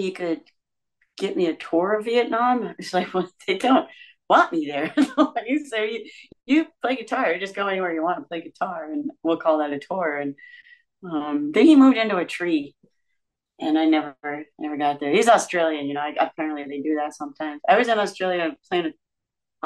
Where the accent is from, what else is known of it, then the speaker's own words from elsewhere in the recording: Georgia, United States; I'm from Georgia